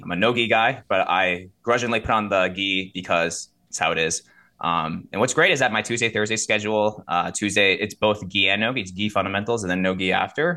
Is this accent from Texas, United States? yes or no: no; Rockland County, New York, United States; I'm originally from, I don't know if you guys are familiar with Rockland County. It's a little bit upstate, the eight four five Lower Hudson Valley. Uh, grew up there